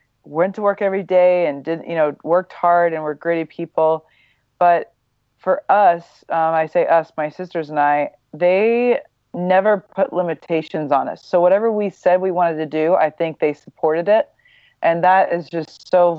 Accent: Midwest, United States; I grew up in the Midwest, very normal

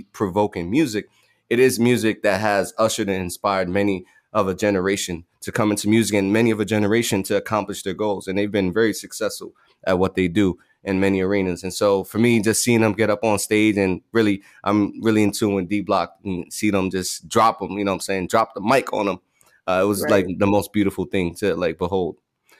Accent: New York City, New York, United States; when I was growing up in the Bronx

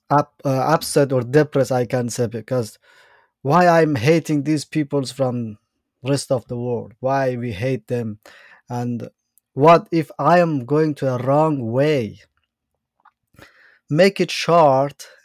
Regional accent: Bamyan, Afghanistan; English is a second language; also born or lived in Iran; Uh, basically, I'm from Afghanistan, from the mountain side of Afghanistan. There's a state named Bamiyan

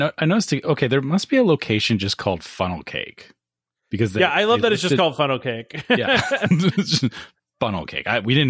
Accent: Canada; As a Canadian, what does that mean?

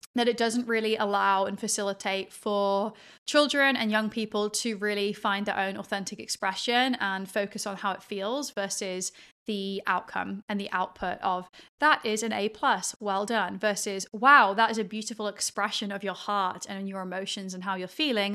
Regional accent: England, United Kingdom; moved away as an adult; also born or lived in Australia / Sydney / Perth; that was how we grew up in England in this like post-Victorian era

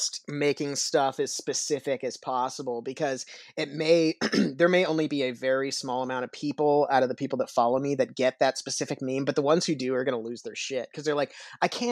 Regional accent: Kansas City, Missouri, United States; I'm a Kansas City native. I've lived in Kansas City my whole life

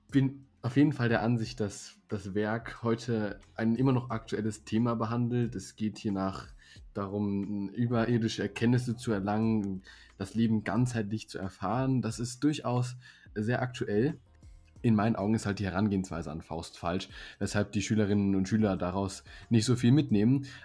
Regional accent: Baden-Württemberg, Germany; born there; Als gebürtiger Baden-Württemberger kann ich allen Hessen sagen, dass man auch mit Alternativen würdig zu einem angesehenen Abitur kommt.

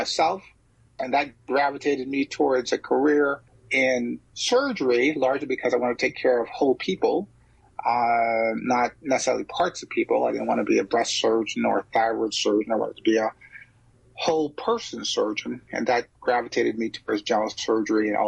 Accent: St. Croix, U.S. Virgin Islands; also born or lived in St. Thomas, U.S. Virgin Islands / Philadelphia / Galveston; now in Chicago, United States; I was born on the Caribbean island of St. Thomas in the United States Virgin Islands, the Isle of Mali, the capital of the United States Virgin Islands. But I grew up on the island of St. Croix, which is right next door.

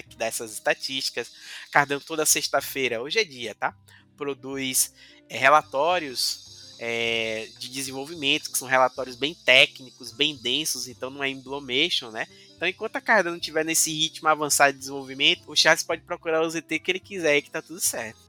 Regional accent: Cachoeira, Bahia, Brazil; now in Salvador, Brazil; na minha cidade natal, Cachoeira

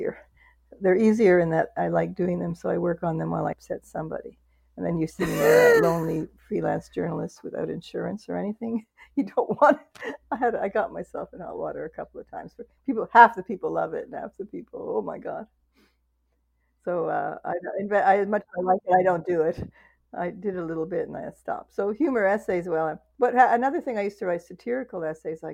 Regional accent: Canada; I feel I'm Canadian

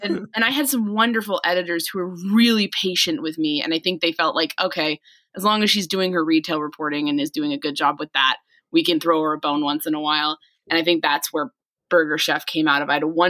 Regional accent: New York City suburbs, United States; now in Indiana, United States; I grew up in New York. I grew up in the New York City suburbs.

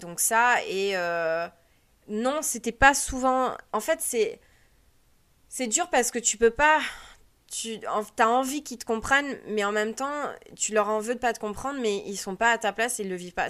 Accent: France; moved away as an adult; now in United States; on dit qu'on est français

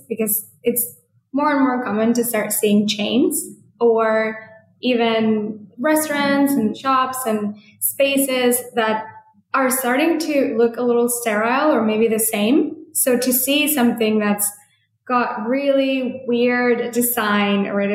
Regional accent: Mexico; also born or lived in San Francisco, United States; now in Portugal; growing up in Mexico, having most of my career in San Francisco

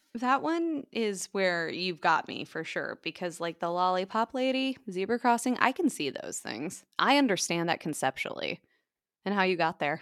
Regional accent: United States; moved away; also born or lived in Minnesota; I grew up in the Iowa, South Dakota, Nebraska, tri-state area

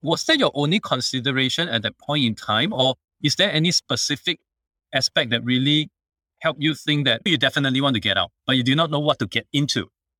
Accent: Singapore; Even in Singapore, where we are one of the most expensive or highest income per capita kind of country.

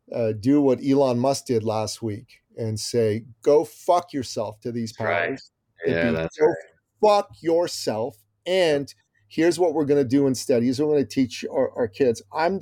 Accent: Toronto, Ontario, Canada; I live in Toronto. I'm a Torontonian. I went to the University of Toronto for my undergraduate.

